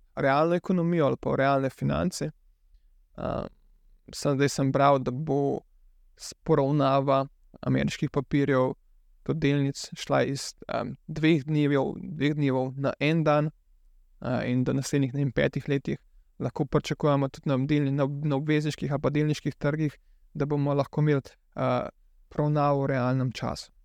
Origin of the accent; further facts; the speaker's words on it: Slovenia; also born or lived in Canada; Jaz sem bil študent iz Slovenije